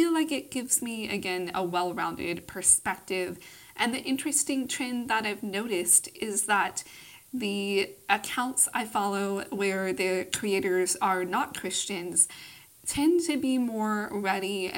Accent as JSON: {"language": "English", "town": "Austin", "region": "Texas", "country": "United States", "tie": "born or raised there", "said": "I grew up in the conservative South. I currently live in my hometown of Austin, Texas"}